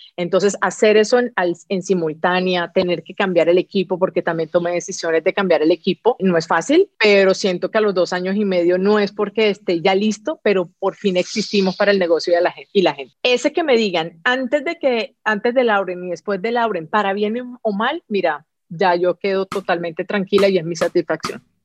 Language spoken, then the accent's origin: Spanish; Colombia; como colombiana también que yo que soy